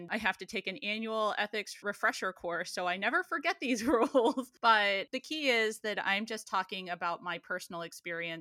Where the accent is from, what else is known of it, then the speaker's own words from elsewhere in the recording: Johnstown, Pennsylvania, United States; moved away as an adult; also born or lived in Erie, Pennsylvania / Washington, D.C.; my hometown of Johnstown